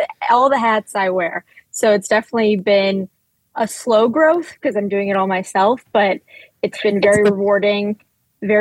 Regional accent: Michigan, United States; moved away as an adult; also born or lived in New York City / Hoboken; now in Philadelphia, United States; I'm originally from Michigan, and I moved to New York City for school

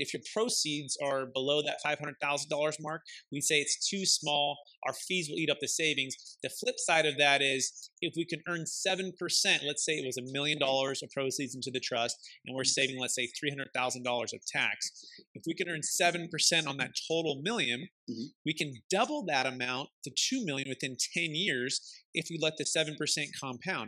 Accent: Bay Area, California, United States; my father he he built single family homes growing up in the Bay Area

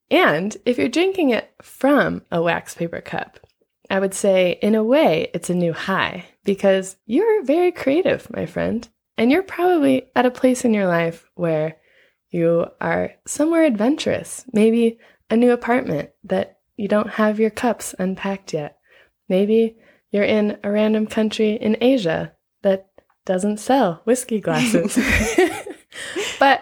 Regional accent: Los Angeles, California, United States; now in Nepal; I'm from LA, if you couldn't tell by my accent

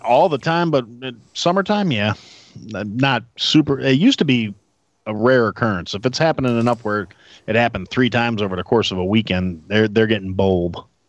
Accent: Wisconsin, United States; now in Illinois, United States; I'm from Wisconsin

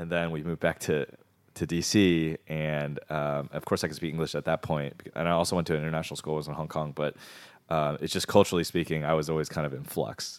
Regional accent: Maryland, United States; from the D C area, um, uh, everyone in Maryland says we're from D C

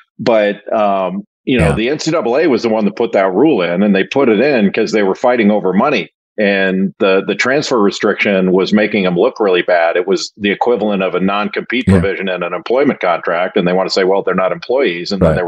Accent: Los Angeles, California, United States; I grew up in Los Angeles. And when John Wooden retired, I was probably in sixth grade and he was 65 years old.

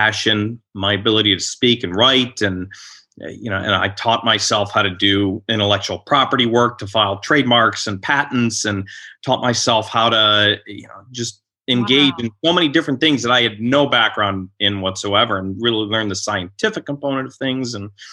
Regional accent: Cleveland, Ohio, United States; now in Washington, D.C., United States; I grew up in Cleveland, Ohio

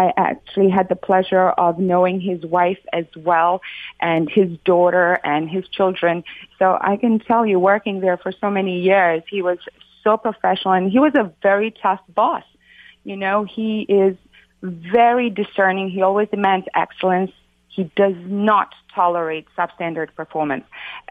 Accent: Sarajevo, Federation of Bosnia and Herzegovina, Bosnia & Herzegovina; also born or lived in New York / Florida; now in United States; I came from Sarajevo, Bosnia. I lived through the war over there

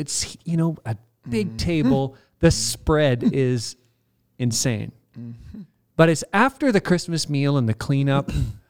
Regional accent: Canada; because we're Canadian. Proudly Canadian.

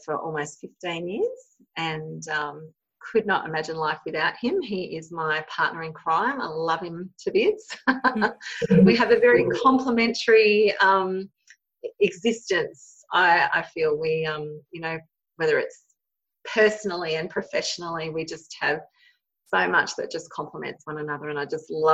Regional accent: Australia; I've been born and bred here in Australia. And so I grew up in a really small country town in southern Australia

